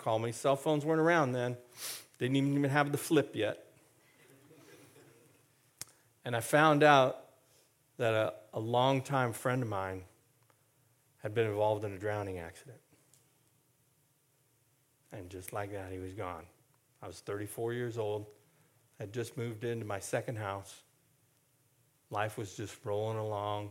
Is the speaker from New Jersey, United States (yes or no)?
no; Castro Valley, California, United States; the house where I grew up in Castor Valley